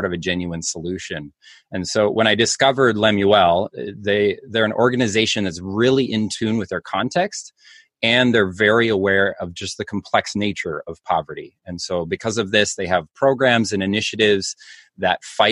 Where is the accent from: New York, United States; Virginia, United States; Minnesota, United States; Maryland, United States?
Minnesota, United States; Minneapolis; moved away as an adult; now in Rhinelander, United States; I'm actually originally from Minneapolis, Minnesota